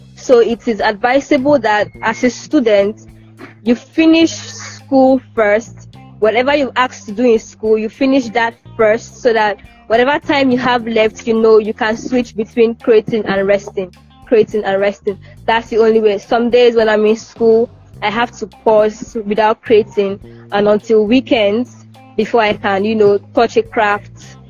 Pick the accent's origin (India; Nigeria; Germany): Nigeria; Calabar, Cross River; as a Nigerian student